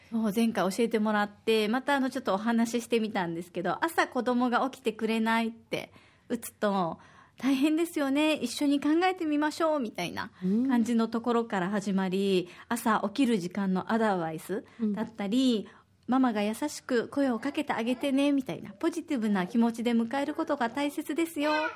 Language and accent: Japanese; Osaka, Japan; now in Okinawa, Japan; 私は大阪の出身